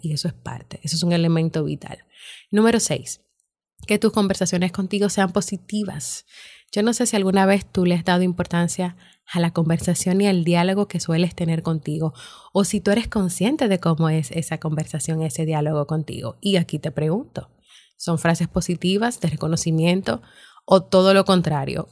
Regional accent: Dominican Republic; mi país, República Dominicana

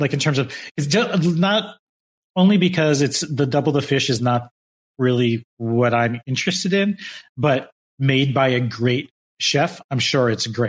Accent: Michigan, United States; moved away as an adult; also born or lived in Los Angeles; that person from my home state here

